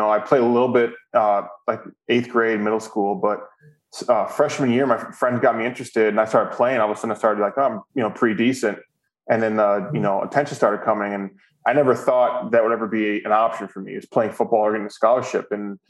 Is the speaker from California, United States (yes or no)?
no; Hudson, Wisconsin, United States; also born or lived in Chicago, Illinois; I was actually originally born in Chicago and moved to Wisconsin when I was like 10 or 11. And then, I grew up in Hudson, became a Badger fan right away.